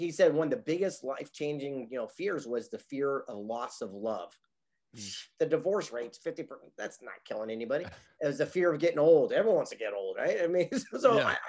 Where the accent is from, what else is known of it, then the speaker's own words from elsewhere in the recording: San Diego, California, United States; I grew up here in the mean streets of San Diego, California, on the beach in Del Mar